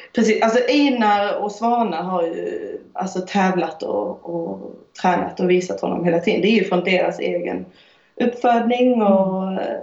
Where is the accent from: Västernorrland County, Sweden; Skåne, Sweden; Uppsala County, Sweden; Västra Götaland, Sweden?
Skåne, Sweden; Höganäs; moved away as an adult; also born or lived in Iceland; now in France; jag är född i Skåne, i Höganäs